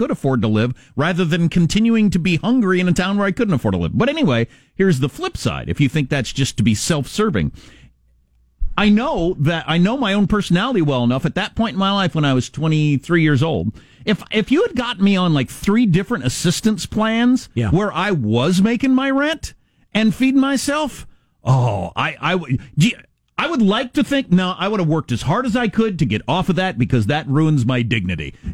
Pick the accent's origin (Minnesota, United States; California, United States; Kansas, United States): Kansas, United States; I think that's why I had never been around anybody where I grew up in Western Kansas